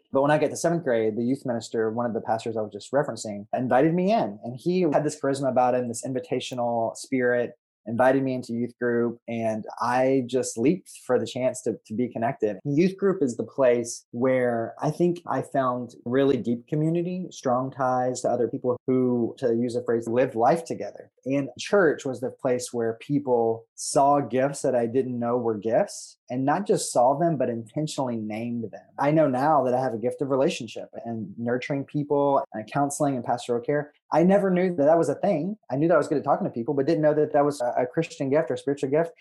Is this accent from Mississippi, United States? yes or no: yes; Mississippi, United States; moved away as an adult; also born or lived in Birmingham, Alabama; the things about mississippi that are often louder in terms of stereotypes are very true in my hometown